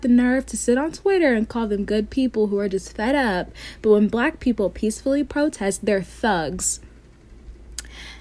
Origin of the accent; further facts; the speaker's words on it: Tulsa, Oklahoma, United States; I grew up 20 minutes outside of Greenwood. I grew up in a suburb